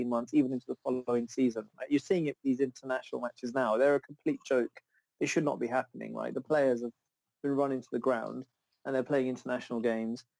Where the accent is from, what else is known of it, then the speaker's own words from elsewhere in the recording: Zambia; now in United Kingdom; I was born in Zambia, go back quite a lot, and I haven't been back in a while